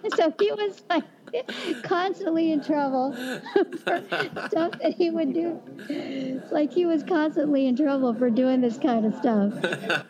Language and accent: English; Kansas, United States; growing up in Kansas